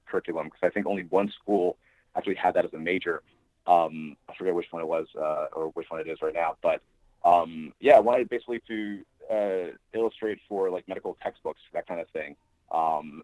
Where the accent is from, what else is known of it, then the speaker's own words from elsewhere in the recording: East Stroudsburg, Pennsylvania, United States; moved away as an adult; also born or lived in Brooklyn, New York / New York City; I was born in Brooklyn, and when I was seven, we moved to the Poconos in Pennsylvania, and the town specifically is East Stroudsburg